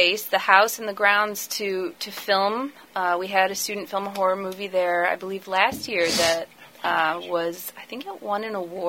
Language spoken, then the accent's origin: English; Ohio, United States; moved away as an adult; also born or lived in Delaware; now in Bel Air, United States; I'm originally from Ohio, actually, and I found my way out here when I was working on another master's degree, actually.